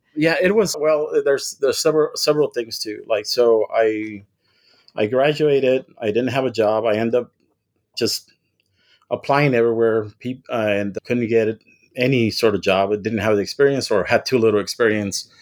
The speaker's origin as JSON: {"language": "English", "town": "Weslaco", "region": "Texas", "country": "United States", "tie": "born or raised there", "also_born_or_lived": "Nuevo Progreso, Mexico / Kingsville, Texas", "said": "I'm originally from the Rio Grande Valley. I was born in West Loco, Texas, and I grew up on both sides of the border"}